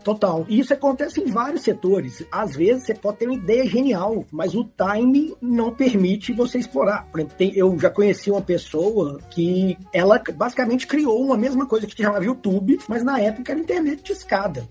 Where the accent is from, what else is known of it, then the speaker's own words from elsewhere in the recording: Belo Horizonte, Minas Gerais, Brazil; eu sou de BH